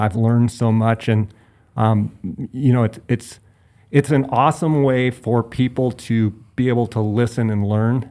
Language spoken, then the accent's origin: English; Phoenix, Arizona, United States; born or raised there